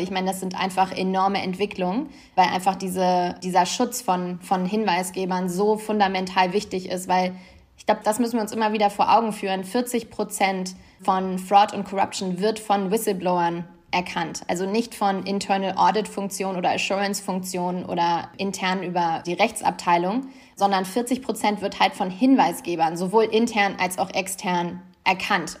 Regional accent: Germany; moved away; mich wieder zu Hause zu fühlen, sage ich mal, in meinem Heimatland

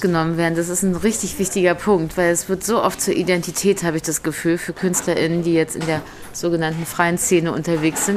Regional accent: Berlin, Germany; jetzt komme ich aus Berlin

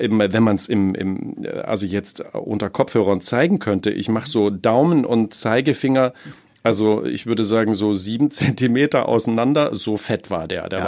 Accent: East Germany, Germany; now in Cologne, Germany; ich bin in der DDR groß geworden

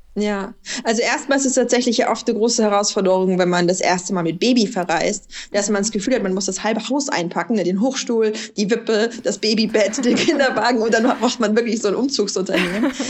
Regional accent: West Germany, Germany; ich bin in Westdeutschland ja, aufgewachsen, in der Provinz

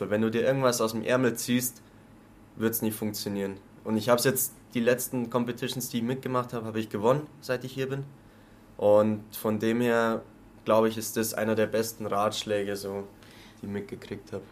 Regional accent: near Landshut, Lower Bavaria, Germany; accent: Lower Bavarian; now in Munich, Germany; Ich komme aus der Nähe von Landshut, aus dem schönen Niederbayern. Was man manchmal in meinem Dialekt vielleicht auch durchblitzen hört.

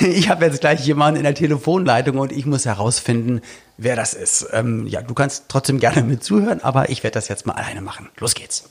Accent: Berlin, Germany; jemand, der aus Berlin kommt

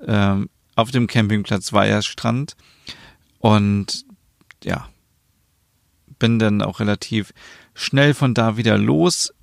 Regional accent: Osnabrück, Lower Saxony, Germany; ich komme aus Osnabrück

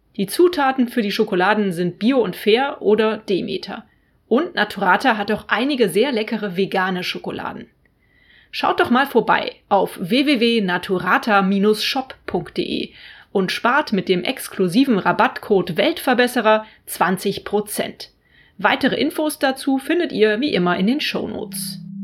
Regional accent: Cologne-Bonn area, North Rhine-Westphalia, Germany; jetzt gerade hier meine Heimat, der Raum Köln-Bonn

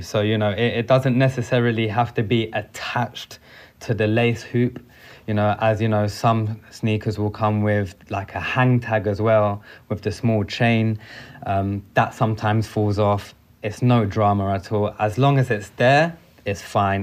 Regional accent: London, United Kingdom; Being a Londoner

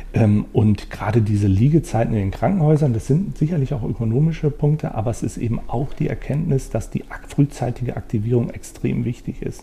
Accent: Bonn, North Rhine-Westphalia, Germany; also born or lived in Wuppertal; aber ich bin in äh, Bonn, im Bonner Umfeld aufgewachsen, also auch am Rhein

